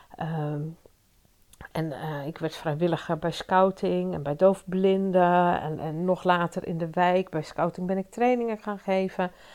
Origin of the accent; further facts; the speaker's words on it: Leusden, Utrecht, Netherlands; in Leusden, waar ik opgegroeid ben